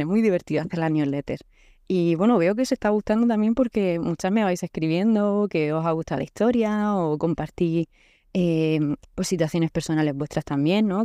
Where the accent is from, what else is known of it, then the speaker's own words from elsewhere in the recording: Murcia, Region of Murcia, Spain; also born or lived in Canada; Soy de Murcia